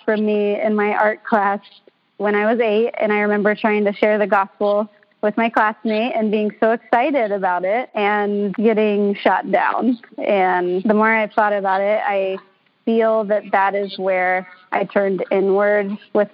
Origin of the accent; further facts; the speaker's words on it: Kentucky, United States; moved away as an adult; now in Seattle, United States; I'm from Kentucky. I just moved out across the country from my family on my own just a few years ago